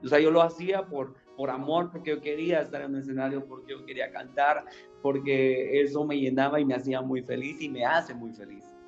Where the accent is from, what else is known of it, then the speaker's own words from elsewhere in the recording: Guatemala City, Guatemala Department, Guatemala; also born or lived in Mexico City; Soy de la Nueva Guatemala, o sea, ciudad de Guatemala la Nueva Guatemala de Asunción, Ciudad de Guatemala